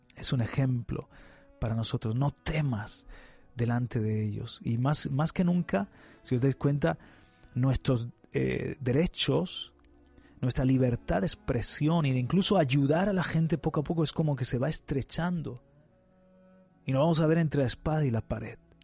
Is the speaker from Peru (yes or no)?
no; Spain; nuestro amado país